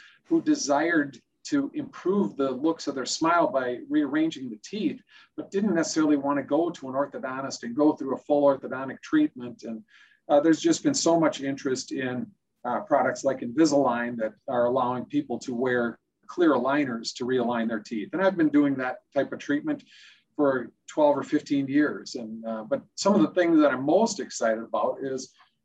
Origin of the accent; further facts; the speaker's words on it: North St. Paul, Minnesota, United States; I was born and raised in North St. Paul.